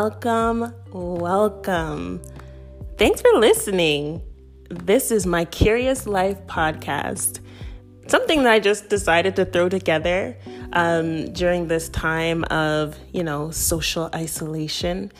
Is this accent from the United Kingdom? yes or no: no; Toronto, Ontario, Canada; moved away as an adult; also born or lived in Florida / Connecticut; now in Maryland, United States; I am originally from Toronto